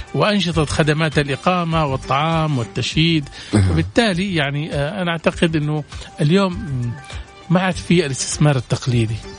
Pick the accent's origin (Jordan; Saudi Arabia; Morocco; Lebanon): Saudi Arabia; المراه عندنا في السعوديه